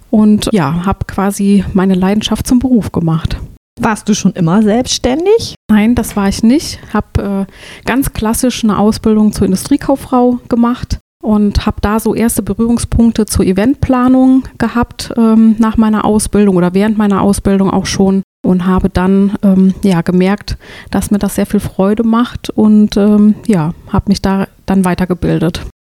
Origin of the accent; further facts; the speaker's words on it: Kreuztal, North Rhine-Westphalia, Germany; mein erstes Lebensjahr bin ich in Kreuztal aufgewachsen, bevor wir dann nach Trestiefenbach gezogen sind.